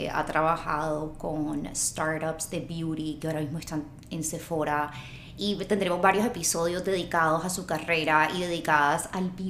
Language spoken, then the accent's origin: Spanish; Barranquilla, Atlántico, Colombia; moved away as an adult; now in Los Angeles, United States; Me crié en Barranquilla, viví toda mi vida en Barranquilla y a los 25 años decidí mudarme a Los Ángeles.